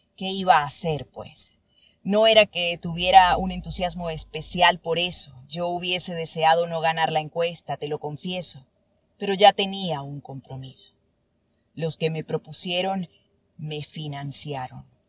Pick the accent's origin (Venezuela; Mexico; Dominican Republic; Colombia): Venezuela; Churuguara, Falcón; moved away; also born or lived in Caracas; Churguara. mi pueblo.